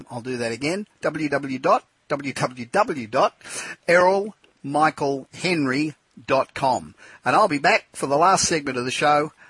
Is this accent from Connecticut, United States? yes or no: no; Los Angeles, California, United States; from my hometown of Los Angeles.